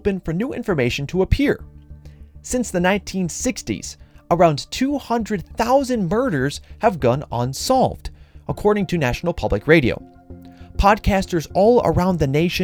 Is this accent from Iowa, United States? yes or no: yes; Iowa, United States; my home state